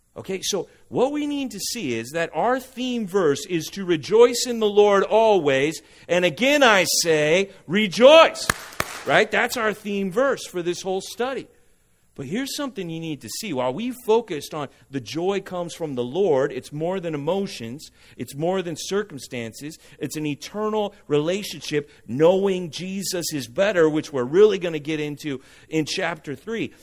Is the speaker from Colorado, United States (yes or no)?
no; Huntington Beach, California, United States; I'm from Huntington Beach